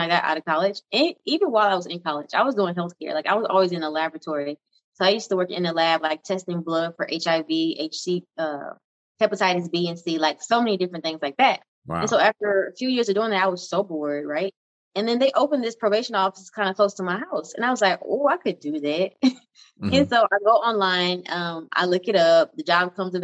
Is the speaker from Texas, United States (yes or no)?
yes; Houston, Texas, United States; Born and raised in Houston, Texas.